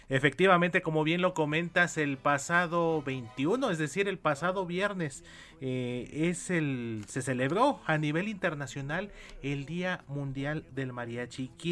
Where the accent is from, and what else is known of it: Mexico